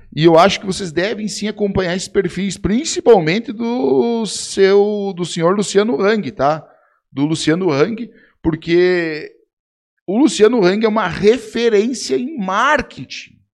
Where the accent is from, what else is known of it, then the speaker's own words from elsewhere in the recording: Rio Grande do Sul, Brazil; Eu sou gaúcho do Rio Grande do Sul